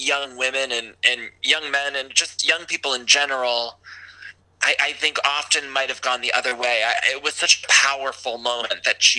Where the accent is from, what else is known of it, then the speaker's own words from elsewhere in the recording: Ohio, United States; I come from Ohio